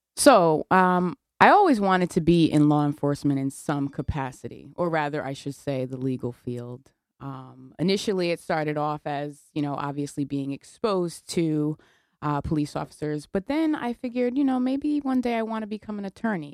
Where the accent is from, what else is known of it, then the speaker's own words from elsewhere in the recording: New Haven, Connecticut, United States; I, I was raised in New Haven.